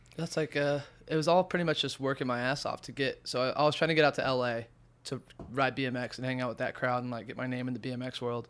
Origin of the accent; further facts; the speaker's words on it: Indiana, United States; also born or lived in Arizona / California; now in New York, United States; I come from Indiana, moved from Indiana to Arizona